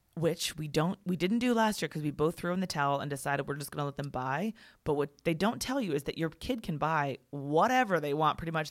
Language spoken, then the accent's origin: English; Virginia, United States; also born or lived in Maryland; in second grade, we moved from Maryland to Virginia